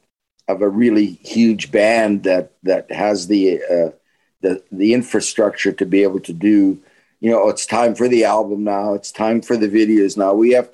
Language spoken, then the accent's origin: English; Winnipeg, Manitoba, Canada; And he knew who I was because I was a star in Winnipeg.